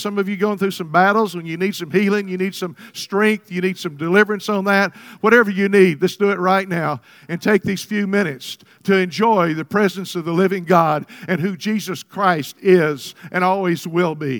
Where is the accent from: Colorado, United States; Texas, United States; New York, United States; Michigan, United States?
Texas, United States; I was born in Texas.